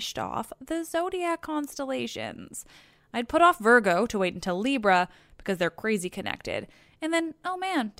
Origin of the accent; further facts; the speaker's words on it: Canada; I'm Canadian